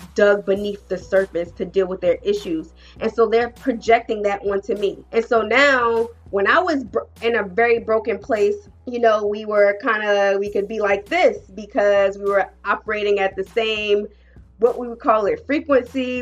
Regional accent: New Jersey, United States; moved away; I'm from Jersey, right? Proud Jersey girl

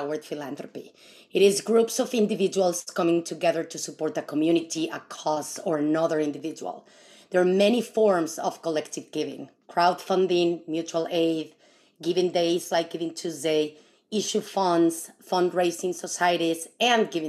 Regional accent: Mexico City, Mexico; now in San Francisco Bay Area, United States; I come from Mexico, and you know, we have the tandas there for many, many years

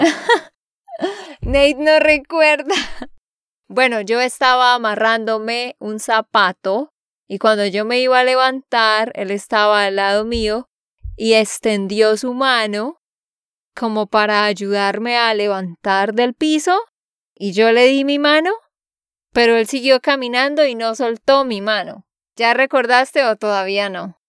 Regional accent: Santander, Colombia; de Santander, Colombia

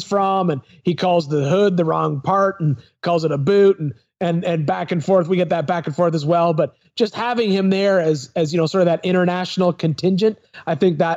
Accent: Smiths Falls, Ontario, Canada; also born or lived in Ottawa River; now in Spring Hill, United States; I'm from Smiths Falls

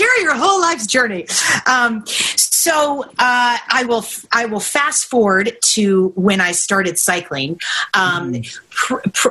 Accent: Kentucky, United States; I grew up in Kentucky, and I competed in saddlebred horseback riding.

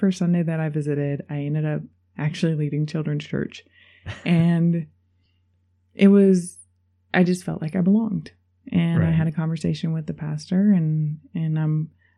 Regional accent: Wichita, Kansas, United States; I grew up in Wichita, Kansas, and it gets really hot

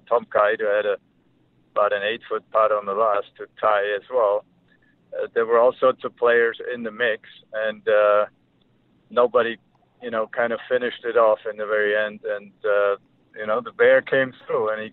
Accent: Germany; moved away as an adult; now in United States; growing up in Germany in the winter, I was basically no golf for 4 or 5 months

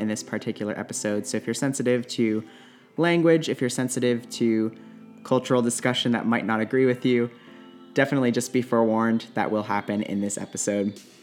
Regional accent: Calgary, Alberta, Canada; I'm from Calgary, the biggest city in Alberta.

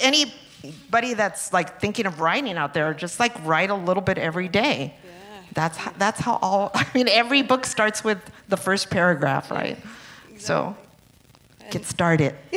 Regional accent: Los Angeles, California, United States; growing up in East LA in the 60s and 70s

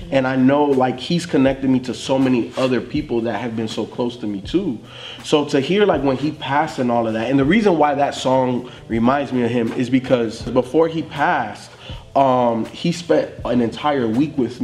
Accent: Florida, United States; growing up in Florida.

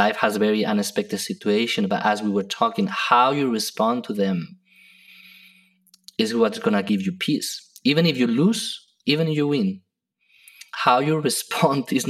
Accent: Spain; now in United States; I come from Spain, which has a lot of culture and heritage from the past.

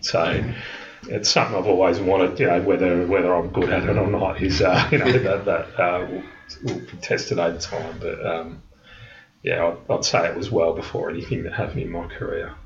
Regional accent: Melbourne, Victoria, Australia; moved away as an adult; also born or lived in London; I was born in Melbourne, but I moved to London at a, a pretty young age in my mid 20s

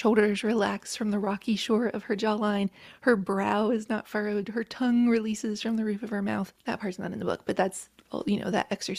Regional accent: Appalachia, United States; I was raised in Appalachia by a very proud, hardworking family

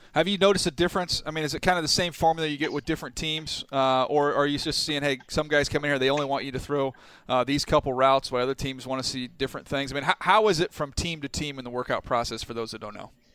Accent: San Diego, California, United States; I grew up down in San Diego, so I know the area well

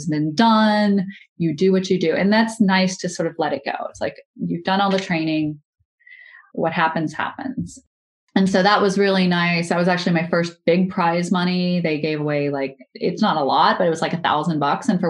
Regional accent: Louisiana, United States; I'm from Louisiana

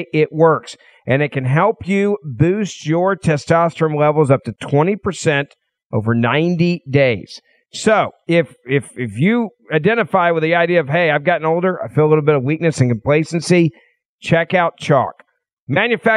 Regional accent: Memphis, Tennessee, United States; my hometown of Memphis, Tennessee

